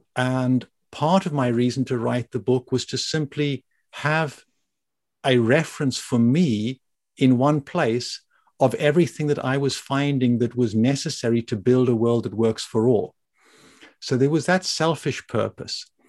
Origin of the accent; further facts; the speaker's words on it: South Africa; moved away as an adult; also born or lived in Germany / Italy / Japan / Belgium; when I was growing up in South Africa